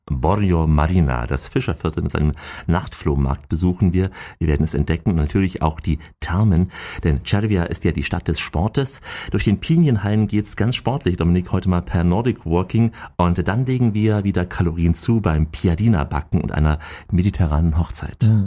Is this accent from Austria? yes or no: yes; Austria; bei uns in Österreich